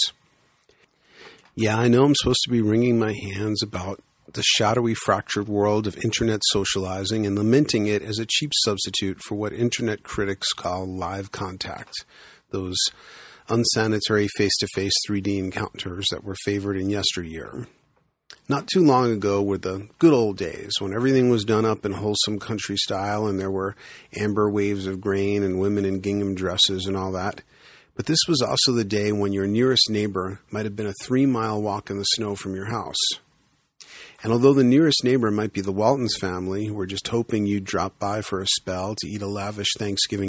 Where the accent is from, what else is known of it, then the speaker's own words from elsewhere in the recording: New York City, New York, United States; now in Boulder, United States; When I grew up in the Bronx, back in the day, there were the kids on my block